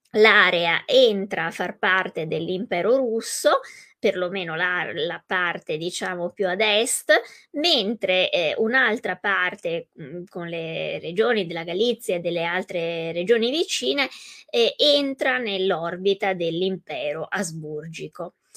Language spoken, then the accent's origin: Italian; Italy; per noi italiani, italofoni